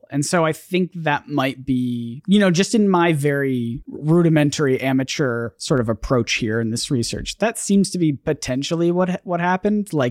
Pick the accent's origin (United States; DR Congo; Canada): Canada; I'm Canadian.